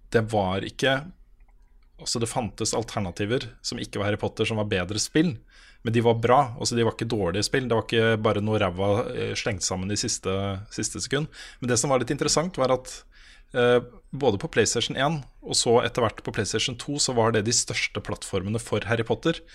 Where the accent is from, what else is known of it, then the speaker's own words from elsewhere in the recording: Vansjø, Østfold, Norway; jeg vokst opp jeg vokste opp i Vansje, vet du.